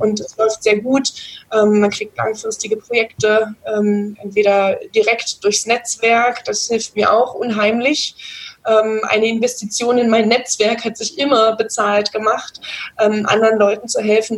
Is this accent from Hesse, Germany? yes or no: no; near Magdeburg, Saxony-Anhalt, Germany; now in Bavaria, Germany; ich komme aus der Nähe von Magdeburg, wohne jetzt mittlerweile im schönen Bayern